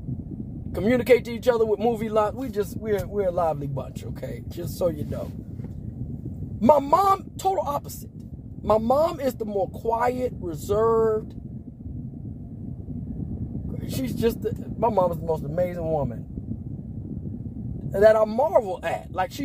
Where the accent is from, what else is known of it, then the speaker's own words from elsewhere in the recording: Las Vegas, Nevada, United States; born there; I was born in Las Vegas, Nevada, to a military family that's from Chicago.